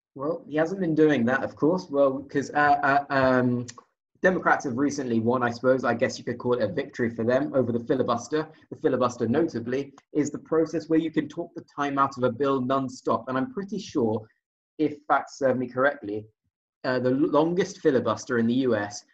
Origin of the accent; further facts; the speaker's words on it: United Kingdom; as a Brit